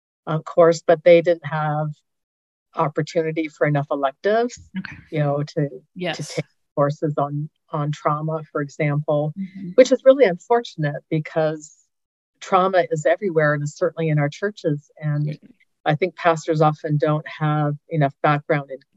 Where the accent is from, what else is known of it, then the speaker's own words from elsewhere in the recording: Canada; moved away as an adult; also born or lived in Denver, United States / Northeast Georgia, United States; now in Georgia, United States; I'm actually Canadian, so the fact that I'm living in the U.S. at all is still kind of a surprise to me